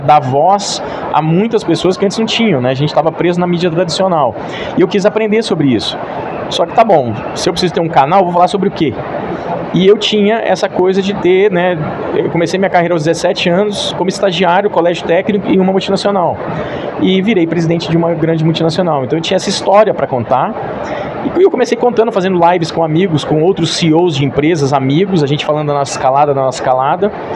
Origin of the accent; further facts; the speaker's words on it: Itaúna, Minas Gerais, Brazil; eu sou de Minas